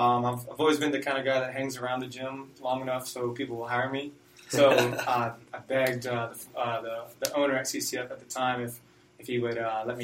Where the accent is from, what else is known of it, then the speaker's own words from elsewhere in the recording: West Columbia, South Carolina, United States; also born or lived in Greenwood, South Carolina / Australia; Well, I grew up here in West Columbia, where Brandon grew up as well. Went to Brooklyn Casey High School. Then went to a small college up in upstate Lander for a year.